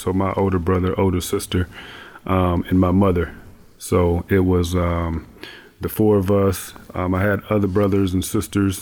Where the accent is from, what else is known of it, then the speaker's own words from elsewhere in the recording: Fremont, Ohio, United States; moved away; also born or lived in Napa; Fremont, Ohio. So I'm from the Midwest, Northwest Ohio, a small town